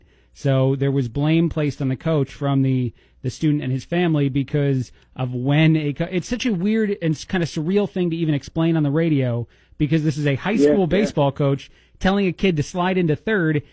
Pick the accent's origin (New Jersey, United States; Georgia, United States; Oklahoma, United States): New Jersey, United States; I'm from New Jersey